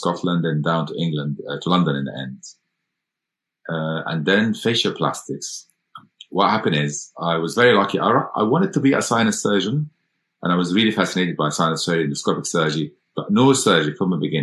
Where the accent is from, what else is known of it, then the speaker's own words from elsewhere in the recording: Egypt; moved away as an adult; now in United Kingdom; I went to medical school in Cairo, so because I'm from Egypt originally